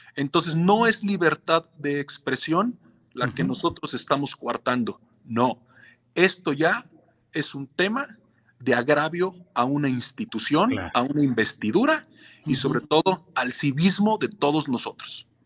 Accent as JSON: {"language": "Spanish", "country": "Mexico"}